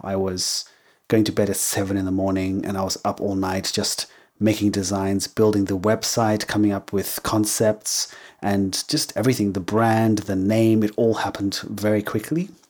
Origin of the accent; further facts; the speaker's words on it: Harare, Zimbabwe; first language English; moved away; also born or lived in England; So, I was born in Zimbabwe. I was raised in Zimbabwe, in Harare, which is the capital city.